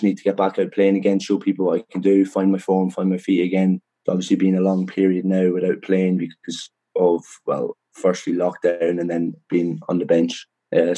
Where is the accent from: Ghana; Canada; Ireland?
Ireland; Dundalk, Leinster; moved away; also born or lived in Edinburgh; I'm born and raised in Dundalk